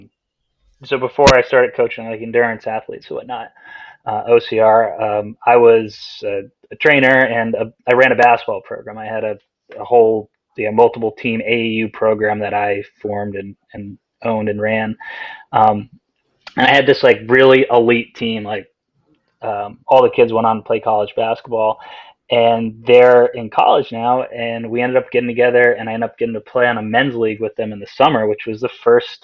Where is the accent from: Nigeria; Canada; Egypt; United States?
United States; Vermont; I grew up in Vermont